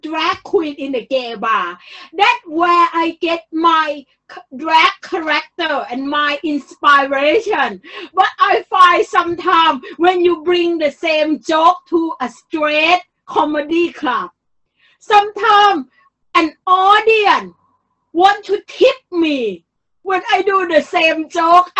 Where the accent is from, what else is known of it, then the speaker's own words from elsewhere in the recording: Bangkok, Thailand; moved away; I am really from Bangkok